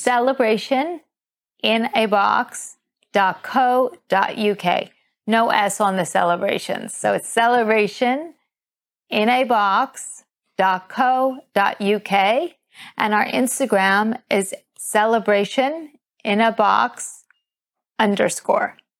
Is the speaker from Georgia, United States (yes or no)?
no; New York City, New York, United States; moved away as an adult; also born or lived in Sydney; now in London, United Kingdom; I grew up in New York City